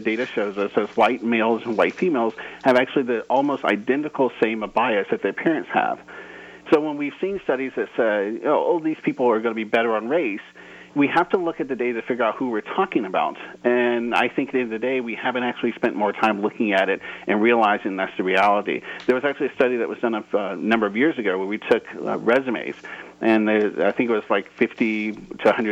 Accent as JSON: {"language": "English", "region": "South Carolina", "country": "United States", "moved": "yes", "said": "I'm originally from South Carolina"}